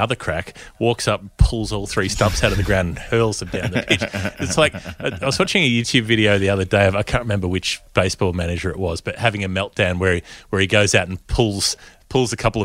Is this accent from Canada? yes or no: no; Australia; we're Australian